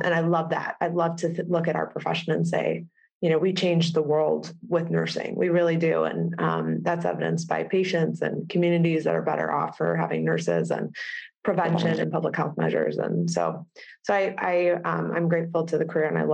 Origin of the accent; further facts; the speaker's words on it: Cleveland, Ohio, United States; moved away as an adult; also born or lived in Chicago; We're from Cleveland originally